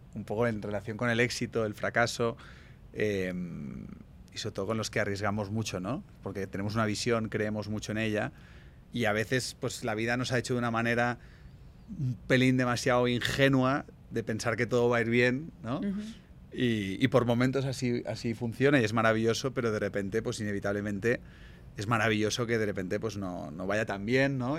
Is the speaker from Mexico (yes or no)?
no; Spain